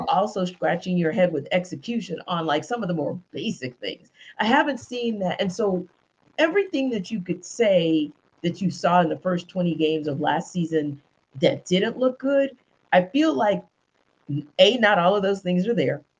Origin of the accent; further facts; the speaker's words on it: Louisiana, United States; also born or lived in Northeast United States; now in Atlanta, United States; I'm from Louisiana